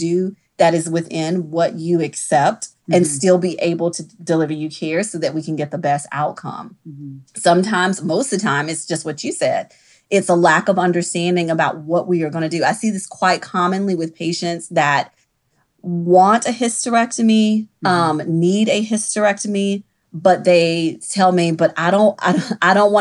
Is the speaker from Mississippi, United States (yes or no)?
yes; Mississippi, United States; now in New Orleans, United States; I'm originally from Mississippi